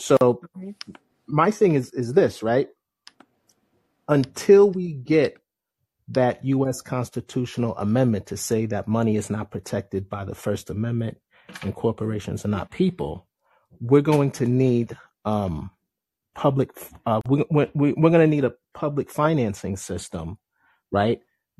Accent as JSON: {"language": "English", "region": "New York", "country": "United States", "said": "I'm from New York, they assume I'm from New York City."}